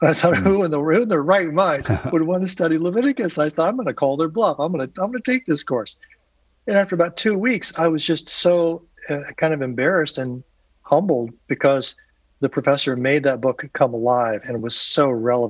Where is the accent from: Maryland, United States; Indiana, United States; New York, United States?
Indiana, United States; Indianapolis; I grew up on the east side of Indianapolis